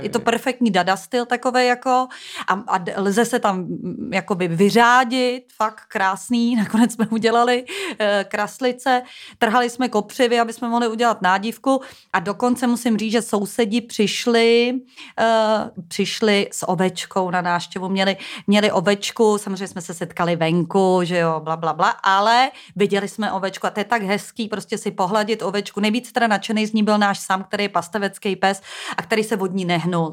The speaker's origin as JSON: {"language": "Czech", "region": "Prague", "country": "Czechia", "said": "já jsem z Prahy, tak máme takový slang"}